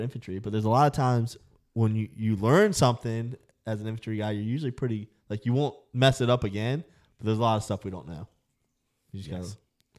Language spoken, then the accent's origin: English; Virginia, United States; Southwestern Virginia.